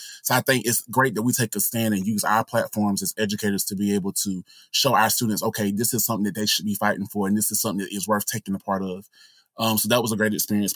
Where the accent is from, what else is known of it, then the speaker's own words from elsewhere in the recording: Anderson, South Carolina, United States; My hometown, Anderson